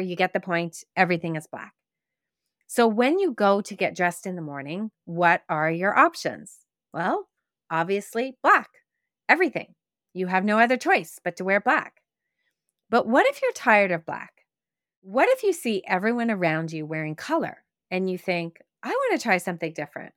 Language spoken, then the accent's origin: English; Quebec, Canada; growing up in Quebec, where we used to go on field trips and we would go sugaring off